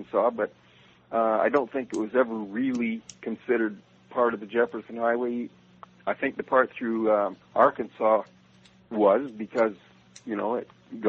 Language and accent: English; Canada; moved away as an adult; now in New Orleans, United States; I'm a Canadian, and I immigrated to New Orleans with my wife and family, my wife being from here, about 11 years ago